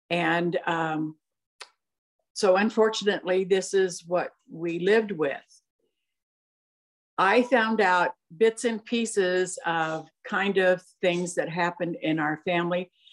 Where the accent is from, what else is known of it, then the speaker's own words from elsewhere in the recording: Santa Ana, California, United States; I was born in Santa Ana, California, uh, in May of 1942